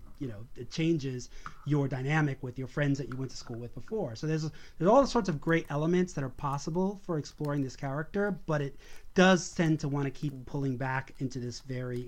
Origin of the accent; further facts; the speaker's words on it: New York City, New York, United States; being a Puerto Rican kid growing up in Brooklyn